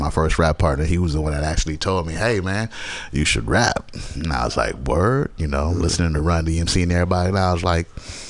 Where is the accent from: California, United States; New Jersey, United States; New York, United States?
California, United States; Berkeley; also born or lived in Georgetown, Guyana; I'm from Guyana, South America. You know what I'm saying? And I was raised in Berkeley. Most of my life I have lived in different places, but the Bay is where I'm from, what I know.